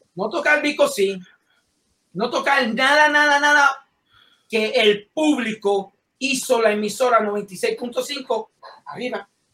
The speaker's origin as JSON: {"language": "Spanish", "country": "Puerto Rico", "said": "quiero a mi pueblo de Puerto Rico"}